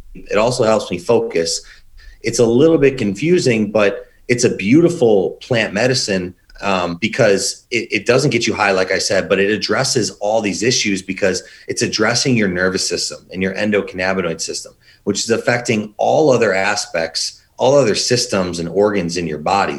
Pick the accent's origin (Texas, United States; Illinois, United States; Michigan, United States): Illinois, United States; Chicago; also born or lived in Indiana; born and raised in Chicago